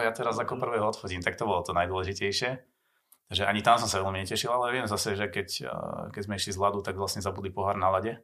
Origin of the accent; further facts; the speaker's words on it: Slovakia; som Slovák